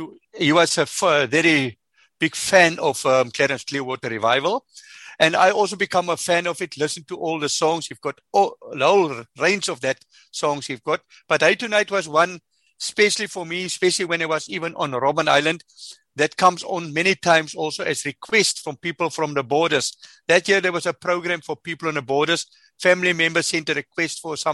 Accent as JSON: {"language": "English", "country": "South Africa", "said": "I come from the farm."}